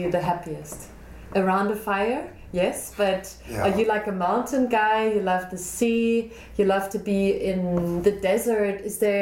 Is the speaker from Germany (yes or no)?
yes; Germany; now in Cape Town, South Africa; I grew up in Germany